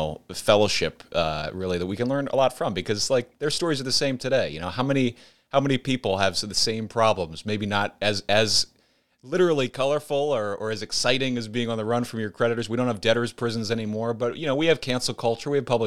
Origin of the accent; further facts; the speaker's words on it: outside of Philadelphia, Pennsylvania, United States; I grew up outside of Philadelphia. I grew up in Pennsylvania and was fortunate to be around a lot of historic places, you know, Valley Forge, not too far away, the city of Philadelphia itself, not far away, the Liberty Bell, Washington's Crossing